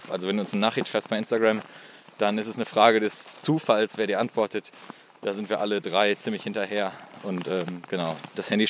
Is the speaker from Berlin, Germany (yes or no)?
no; Geldern, North Rhine-Westphalia, Germany; Ich bin gebürtig aus Geldern